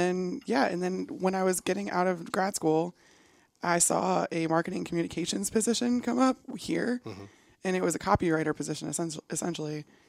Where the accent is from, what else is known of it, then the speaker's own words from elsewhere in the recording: Chicago, Illinois, United States; moved away; growing up in Chicago, which is where I grew up